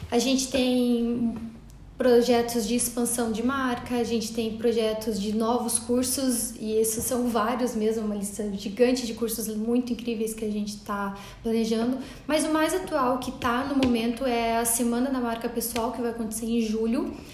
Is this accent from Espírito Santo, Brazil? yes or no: no; Fortaleza, Ceará, Brazil; E eu vim lá de Fortaleza para conhecer o café de vocês.